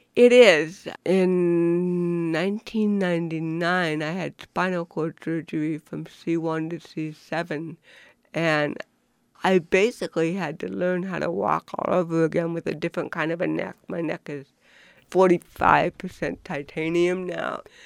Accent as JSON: {"language": "English", "town": "Buffalo", "region": "New York", "country": "United States", "tie": "born or raised there", "said": "I was born in Buffalo, New York, in nineteen fifty-six"}